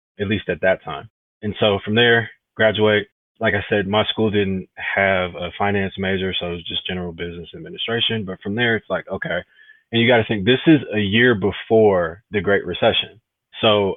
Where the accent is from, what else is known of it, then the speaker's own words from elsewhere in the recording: Detroit, Michigan, United States; I'm from Detroit originally. I went to a Jesuit high school, which was actually inside the city of Detroit.